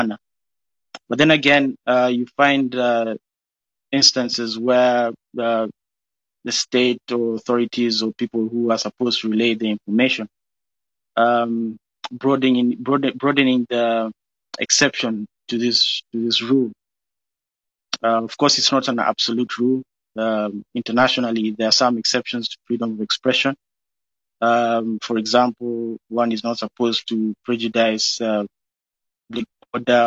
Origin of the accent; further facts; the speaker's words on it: Kenya; moved away; My parents gave birth to me and my siblings in a foreign land. I was born in Kenya